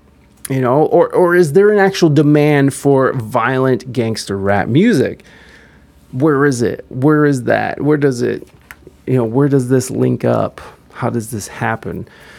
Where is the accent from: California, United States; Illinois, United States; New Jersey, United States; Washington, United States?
Illinois, United States; Chicago; while my hometown of Chicago is often perpetuated as the poster child for violence in modern time